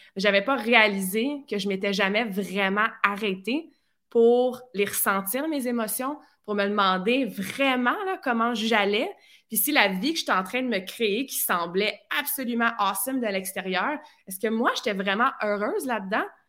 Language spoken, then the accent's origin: French; near Vaudreuil, Quebec, Canada; also born or lived in Sherbrooke / Australia; je viens de la région de Lissède, qui est un petit, un petit village proche de Vaudreuil, dans ce coin-là.